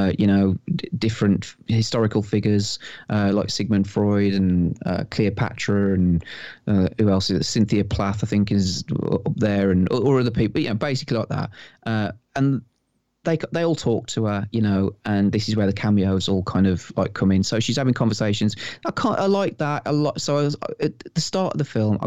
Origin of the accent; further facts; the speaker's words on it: Wolverhampton, West Midlands, United Kingdom; I'm from Wolverhampton, you know, and I don't think that I've got what would I would class as the typical kind of accent